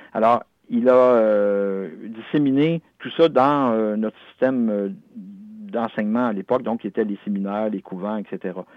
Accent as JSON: {"language": "French", "region": "Quebec", "country": "Canada", "said": "chez nous, au Canada français."}